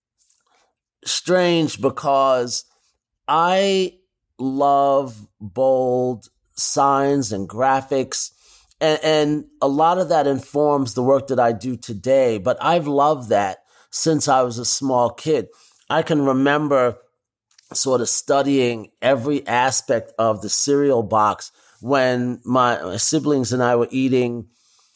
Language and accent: English; New York City, New York, United States; growing up in New York